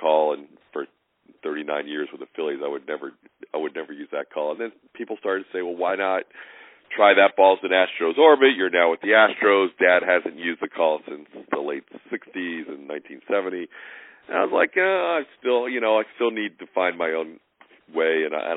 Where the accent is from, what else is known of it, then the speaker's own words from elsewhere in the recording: Philadelphia, Pennsylvania, United States; moved away; friends I grew up with around the Philadelphia area